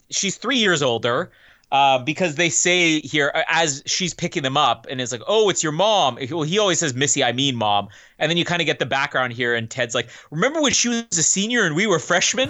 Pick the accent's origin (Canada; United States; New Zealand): Canada; as a Canadian